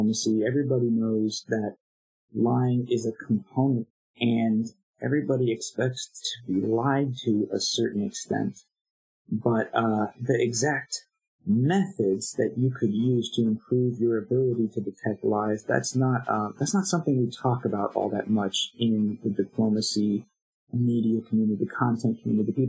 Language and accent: English; United States; as an American